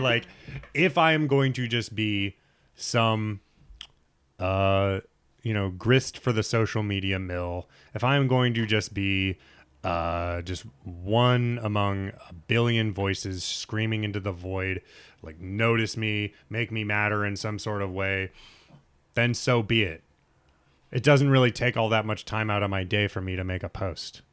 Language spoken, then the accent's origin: English; Nebraska, United States; my high school, and I grew up in Nebraska